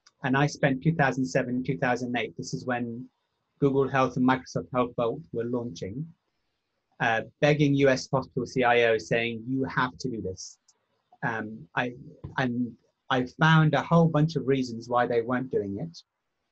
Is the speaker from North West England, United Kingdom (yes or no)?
no; Cambridge, East of England, United Kingdom; moved away as an adult; also born or lived in United States; started the company Patients Know Best in Cambridge, my hometown.